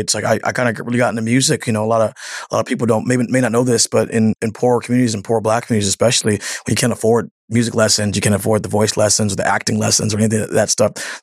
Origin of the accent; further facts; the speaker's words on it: Seattle, Washington, United States; some Seattle kid